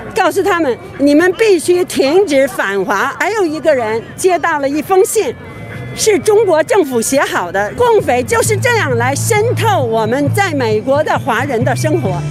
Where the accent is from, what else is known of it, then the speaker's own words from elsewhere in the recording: China; moved away as an adult; now in United States; 我是从大陆来的留学生，我现在已经是美国公民了。一九八九年六四的时候，我们在大陆